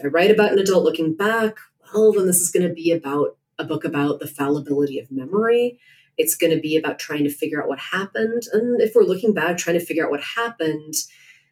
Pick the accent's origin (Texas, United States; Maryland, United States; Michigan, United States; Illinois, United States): Illinois, United States; Chicago; I'm from Chicago.